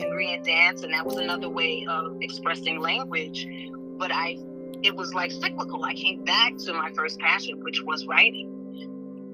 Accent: New York City, New York, United States; also born or lived in Los Angeles, California; I was born in New York

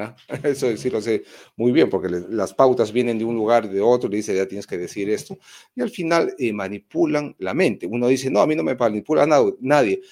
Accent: Moquegua, Peru; en mi pueblo, en Moquegua

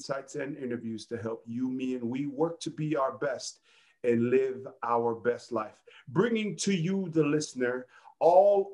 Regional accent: Pomona, California, United States; my Uso that I grew up with in Pomona, California

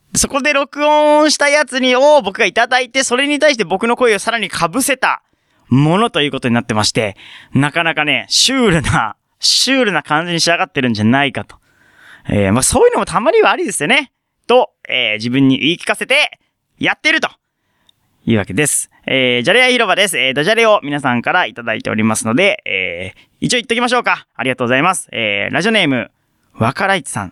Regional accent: Fukuoka, Japan; born or raised there; moved away

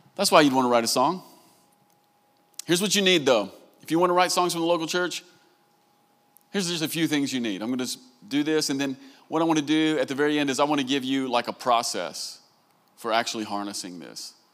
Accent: Southern United States, United States; accent: Southern; I'm a Southerner. And, and in America, they like to make fun of us, especially for the way that we talk

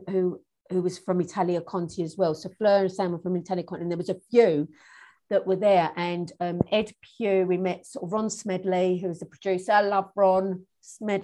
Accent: United Kingdom; moved away as an adult; now in New Zealand; I was still going to drama school at Doreen's as well, back in my hometown

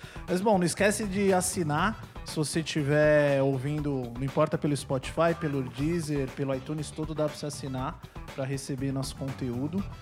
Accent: Brazil; also born or lived in São Paulo; eu sou brasileiro

